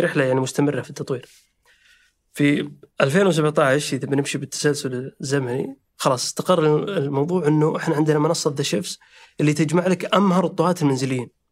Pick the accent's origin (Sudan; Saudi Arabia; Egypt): Saudi Arabia; احنا شباب سعودي